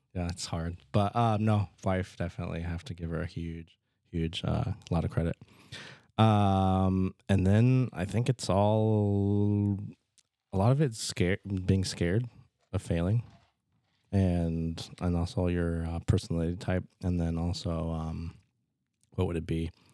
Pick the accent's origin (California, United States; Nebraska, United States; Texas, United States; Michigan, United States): Nebraska, United States; Fremont; moved away as an adult; also born or lived in Omaha, Nebraska; now in Norfolk, United States; I'm from Fremont